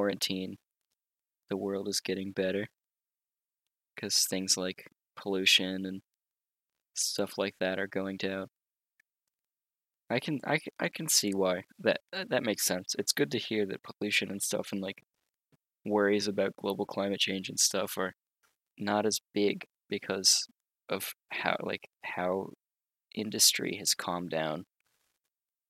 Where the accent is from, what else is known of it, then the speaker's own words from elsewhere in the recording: United States; As an American citizen and a middle-class family